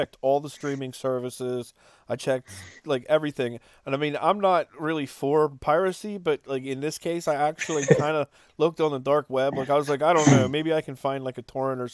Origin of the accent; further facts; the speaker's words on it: Cumberland, Maryland, United States; we're from Cumberland